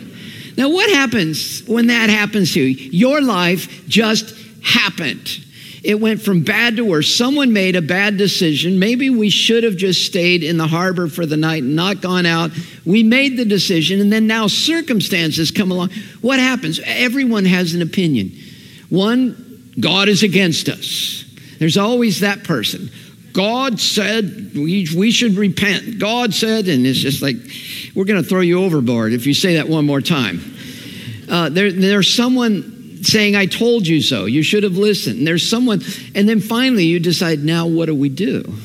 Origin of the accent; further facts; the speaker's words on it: Santa Ana, California, United States; When I lived growing up in Santa Ana, we had winds that were named after our town.